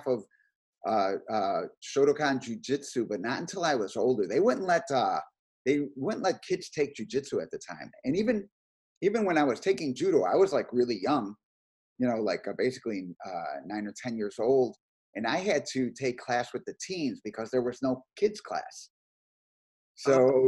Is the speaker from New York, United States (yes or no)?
no; Chicago, Illinois, United States; Born and raised in Chicago.